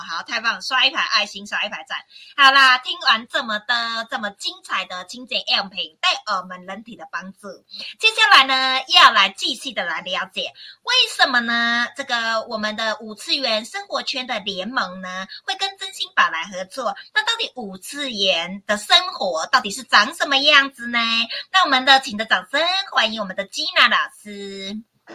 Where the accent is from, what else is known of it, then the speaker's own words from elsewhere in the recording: Chiayi, Taiwan; 嘉义也是我的家乡